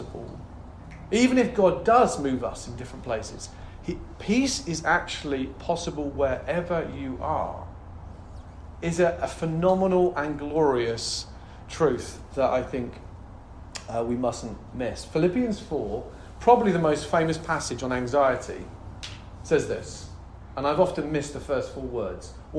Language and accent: English; United Kingdom; moved away; I'm obviously British